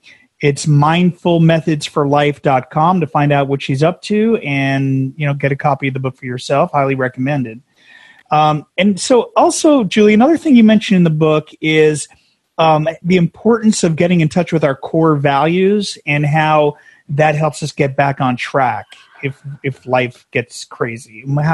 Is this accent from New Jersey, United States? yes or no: yes; New Jersey, United States; we were New Jersey, and we're transplants out here.